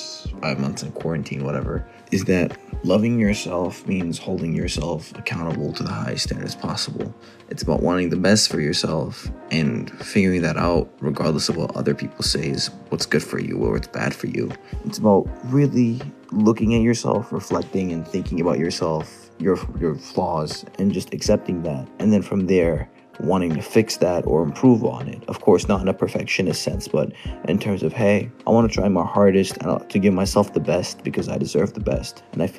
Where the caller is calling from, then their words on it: Atlanta, Georgia, United States; I'm calling from Atlanta, Georgia.